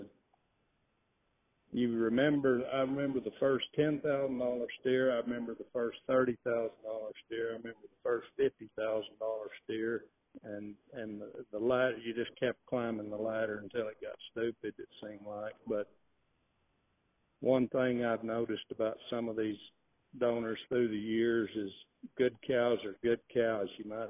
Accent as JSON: {"language": "English", "region": "Texas Panhandle", "country": "United States", "tie": "born or raised there", "also_born_or_lived": "Hereford, Texas", "said": "I grew up here in the Texas Panhandle"}